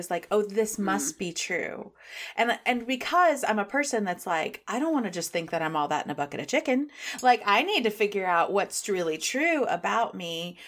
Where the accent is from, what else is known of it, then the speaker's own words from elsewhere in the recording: Midwest, United States; we're from the Midwest